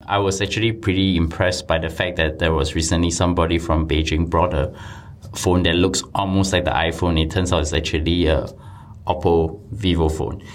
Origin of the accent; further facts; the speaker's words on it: Singapore; I come from Singapore